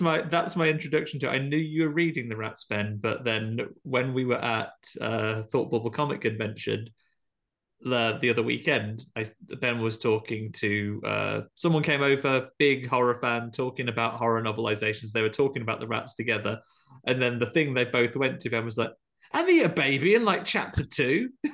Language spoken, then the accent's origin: English; United Kingdom; as a British person